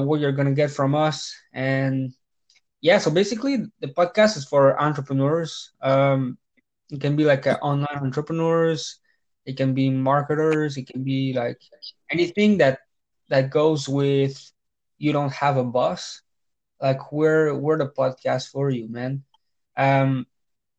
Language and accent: English; Canada; English is a second language; I'm a French Canadian